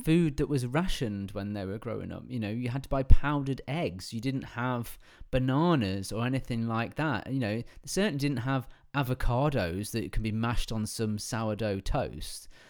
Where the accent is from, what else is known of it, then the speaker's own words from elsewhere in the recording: England, United Kingdom; I am English